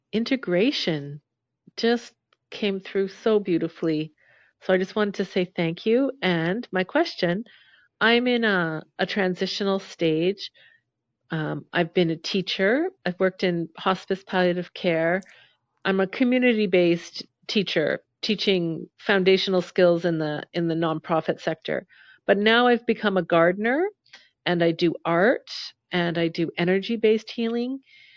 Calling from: North Gore, Ontario, Canada; I'm calling from North Gore, Ontario, Canada.

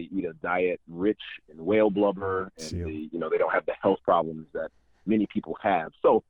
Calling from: Michigan, United States; Yeah, I'm calling from Michigan. I am a 80s baby.

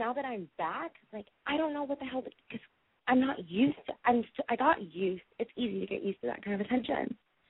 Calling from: San Francisco, California, United States; San Francisco, around the Bay Area.

